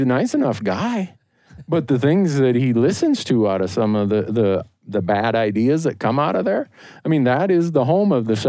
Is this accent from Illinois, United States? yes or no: no; Montana, United States; But, you know, I come from Montana where when you run for office, you body slam reporters.